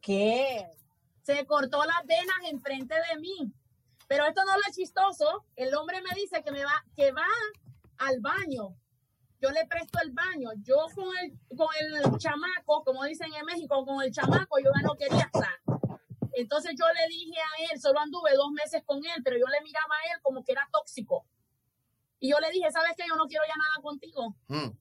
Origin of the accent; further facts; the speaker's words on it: Honduras; mi país